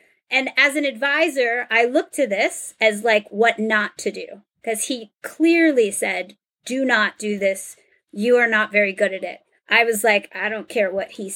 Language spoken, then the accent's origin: English; the New York area, United States; I'm from the New York area.